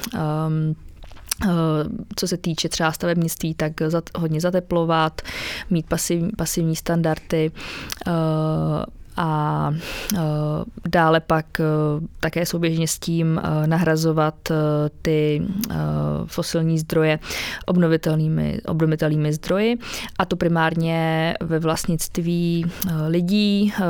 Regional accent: Chomutov, Ústí nad Labem Region, Czechia; já třeba zrovna z paneláku pocházím, z Chomutova, z toho uhelného regionu, kde jsme bydleli v pátém patře

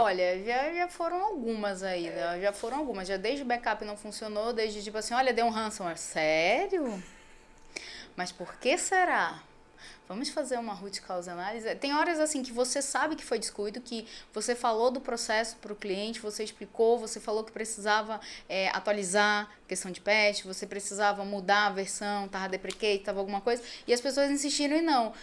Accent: Manaus, Amazonas, Brazil; moved away as an adult; eu saí de Manaus. Porque assim, era muito fácil conseguir as coisas porque eu era filha da doutora

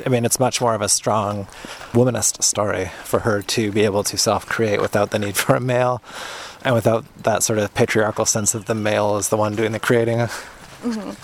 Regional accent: Canada; as a Canadian

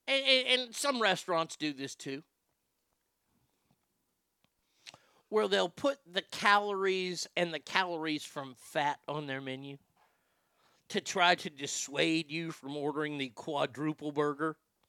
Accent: San Jose, California, United States; Growing up in San Jose, there are a lot of nerds.

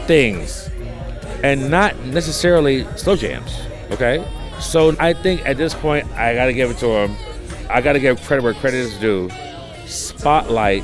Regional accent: Detroit, Michigan, United States; also born or lived in Chicago; I was born in Chicago and raised in Detroit

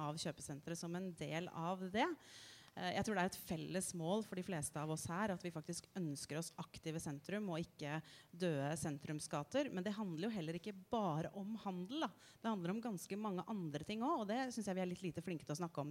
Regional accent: Asker, Akershus, Norway; der jeg vokste opp i Asker

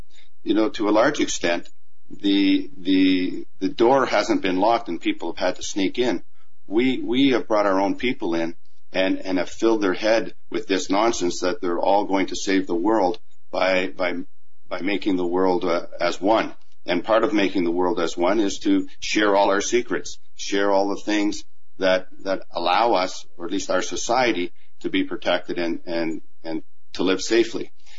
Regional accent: Canada; also born or lived in Germany; And I say that as a Canadian. You know, as I grew up, I grew up on military bases. And when I was very sick as a young boy on a Canadian base in Germany

